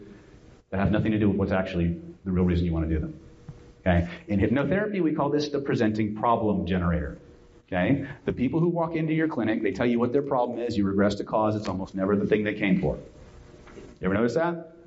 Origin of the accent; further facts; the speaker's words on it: California, United States; I'm from California